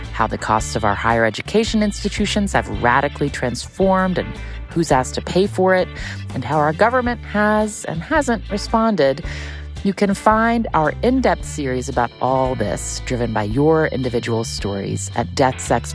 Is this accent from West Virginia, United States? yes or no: yes; West Virginia, United States; growing up in West Virginia